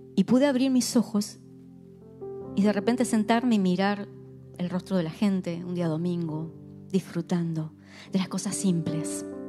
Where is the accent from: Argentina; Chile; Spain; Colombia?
Argentina; éramos tres argentinas